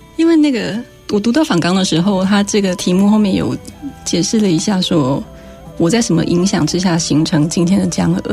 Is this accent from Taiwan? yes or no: yes; Tainan, Taiwan; first language Taiwanese Hokkien; Chinese is a second language; moved away as an adult; now in Taipei, Taiwan; 但我在台南长大的呀，而且我是台南养大的